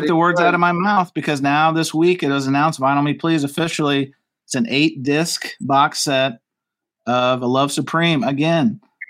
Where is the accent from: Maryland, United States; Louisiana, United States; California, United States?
Louisiana, United States; I'm from Louisiana, brother.